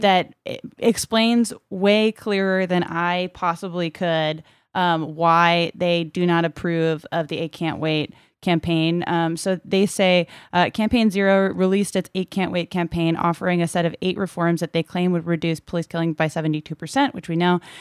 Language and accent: English; Brockton, Massachusetts, United States; born or raised there; moved away